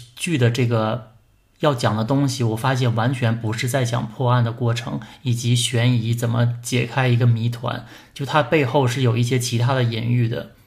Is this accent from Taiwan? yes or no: no; Anshan, Liaoning, China; 我是鞍山人